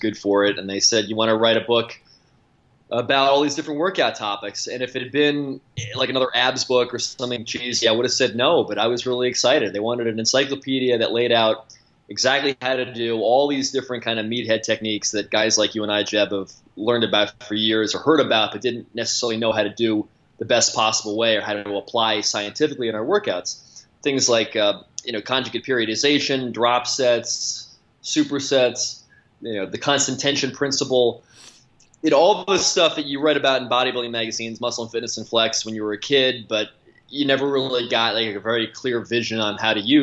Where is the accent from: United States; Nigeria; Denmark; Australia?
United States; Long Island, New York; I grew up on Long Island